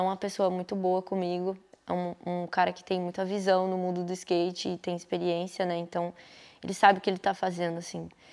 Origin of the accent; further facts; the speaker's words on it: Taboão da Serra, São Paulo, Brazil; moved away as an adult; onde eu cresci, que eu, eu nasci no Taboão da Serra, né? Ali, Butantã e tal